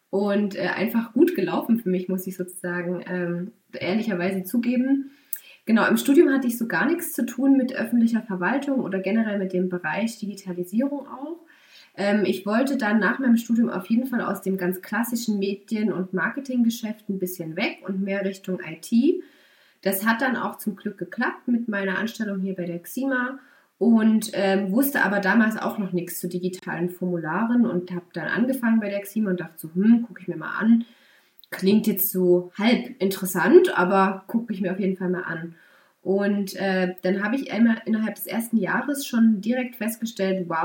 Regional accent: Saxony, Germany; bin aufgewachsen in Sachsen und bin nach verschiedenen Auslandsaufenthalten ähm, in Bayern erstmal gelandet, habe dort studiert.

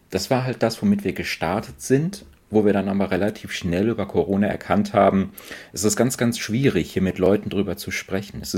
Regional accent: Paderborn, North Rhine-Westphalia, Germany; Ähm, ich komme ursprünglich aus, aus Paderborn, ähm, bin dann fürs Studium nach Aachen gegangen

